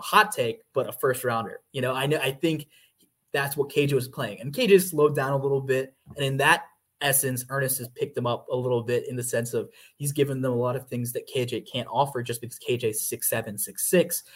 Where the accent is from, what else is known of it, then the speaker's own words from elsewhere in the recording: Georgia, United States; moved away as an adult; also born or lived in Hartford, Connecticut / York, Pennsylvania; now in Kansas City, United States; I'm originally from Georgia